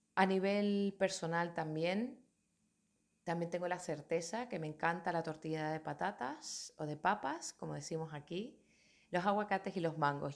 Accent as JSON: {"language": "Spanish", "area": "Tenerife", "region": "Canary Islands", "country": "Spain", "said": "Soy de Tenerife, de Canarias, de una comunidad autónoma que pertenece a España"}